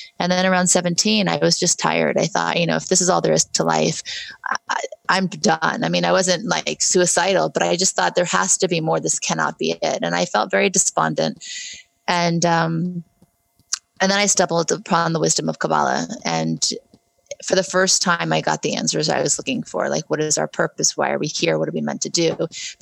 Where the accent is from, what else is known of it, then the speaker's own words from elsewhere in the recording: Beverly Hills, California, United States; also born or lived in New Orleans, Louisiana; we moved from New Orleans, where I was very happy, to Beverly Hills, California